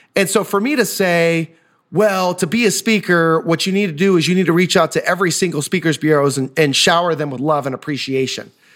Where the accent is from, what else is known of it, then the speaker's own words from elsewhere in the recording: Osawatomie, Kansas, United States; I grew up in Osawatomie, Kansas, home of the state hospital.